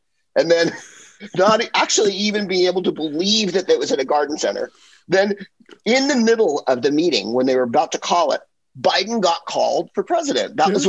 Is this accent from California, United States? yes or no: yes; San Francisco, California, United States; also born or lived in Hollywood, Los Angeles; now in Los Angeles, United States; I'm from the Bay Area, right? You know, I'm from San Francisco, so I'm already poisoned.